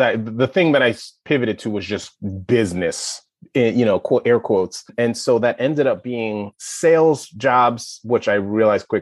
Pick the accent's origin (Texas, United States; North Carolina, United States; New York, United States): New York, United States; New York City; moved away as an adult; also born or lived in Evanston, Illinois; now in Chapel Hill, United States; I am born and raised in Brooklyn, New York.